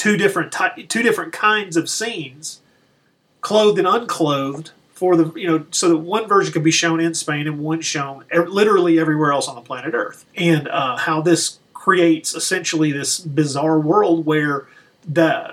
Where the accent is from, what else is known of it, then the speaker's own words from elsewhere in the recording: the South, United States; I grew up in the Baptist tradition here in the South